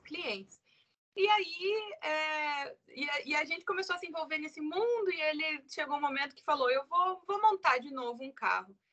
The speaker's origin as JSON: {"language": "Portuguese", "town": "Curitiba", "region": "Paraná", "country": "Brazil", "said": "Eu sou de Curitiba, sou casada, tenho dois filhos"}